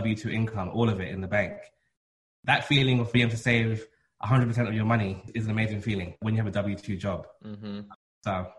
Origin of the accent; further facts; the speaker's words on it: London, United Kingdom; moved away as an adult; now in New York, United States; I was born and raised in London.